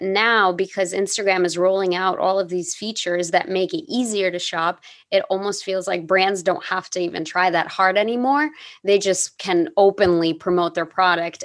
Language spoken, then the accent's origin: English; United States; growing up as an American person